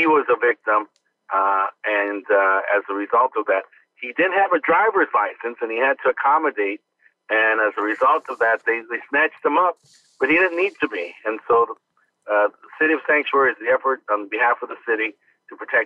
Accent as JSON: {"language": "English", "town": "Los Angeles", "region": "California", "country": "United States", "tie": "born or raised there", "also_born_or_lived": "Barstow, California", "said": "I was born there, but I grew up in Boyle Heights"}